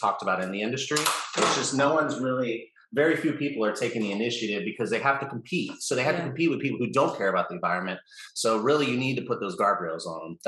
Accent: United States; as an American

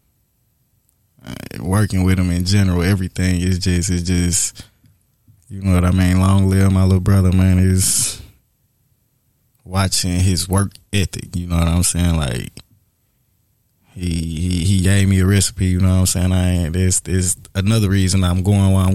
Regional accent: St. Louis, Missouri, United States; I'm from North County. I'm a county boy. You hear me? St. Louis, Missouri

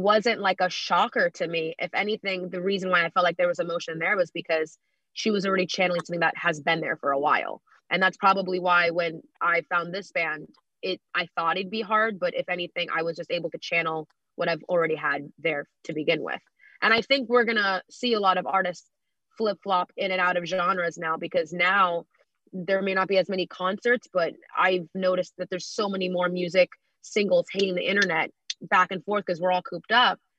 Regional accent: New York, United States; I'm a New Yorker myself.

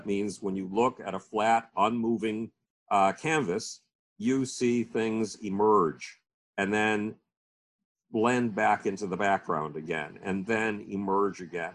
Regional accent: Buffalo, New York, United States; the University of Buffalo, my hometown university

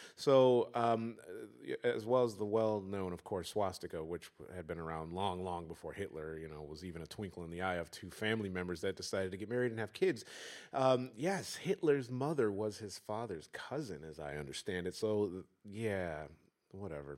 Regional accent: Detroit, Michigan, United States; I'm from Detroit

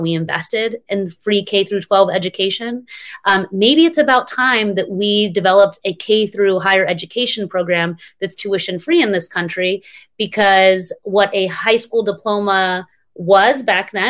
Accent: Texas, United States; we always talk about in my home state of Texas, you can't even vote by mail unless you're um, a senior citizen.

